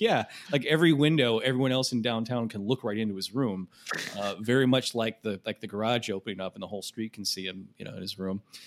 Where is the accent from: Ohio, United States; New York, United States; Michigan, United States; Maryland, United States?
Michigan, United States; my home state of Michigan